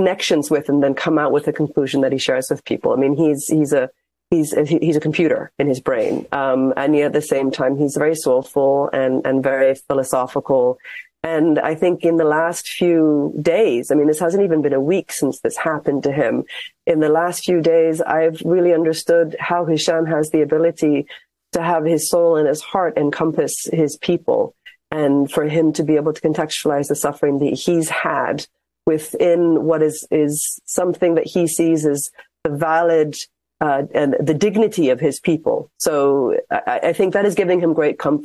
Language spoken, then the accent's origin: English; Ireland; now in Ramallah, Palestine; I was born in Ireland